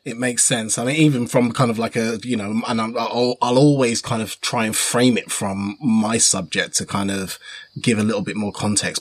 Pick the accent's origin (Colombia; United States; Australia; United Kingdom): United Kingdom; Wolverhampton, West Midlands; I was born in Wolverhampton